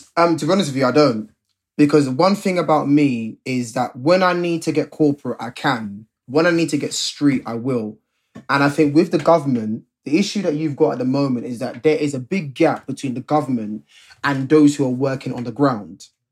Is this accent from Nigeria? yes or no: no; London, United Kingdom; Me and Rob are both Londoners. We're both from the Ends